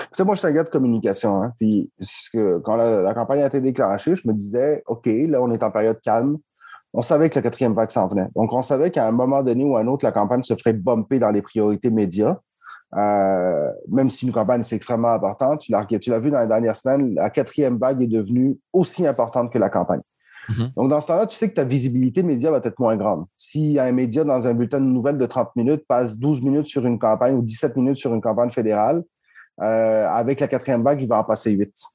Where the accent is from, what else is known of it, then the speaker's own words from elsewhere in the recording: Montreal, Quebec, Canada; moi je viens de Montréal-Nord